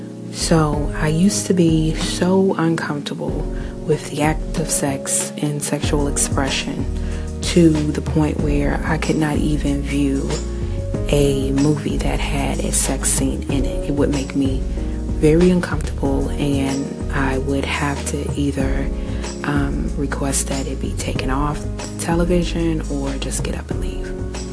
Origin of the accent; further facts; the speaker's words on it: New Zealand; I am Kiwi.